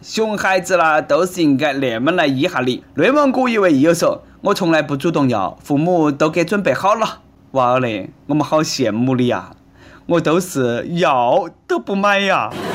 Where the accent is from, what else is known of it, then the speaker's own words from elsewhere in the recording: Sichuan, China; 我们四川人